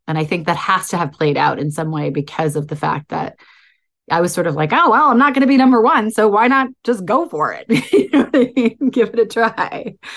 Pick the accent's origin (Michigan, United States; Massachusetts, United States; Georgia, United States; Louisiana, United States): Massachusetts, United States; outside of Boston; I was born outside of Boston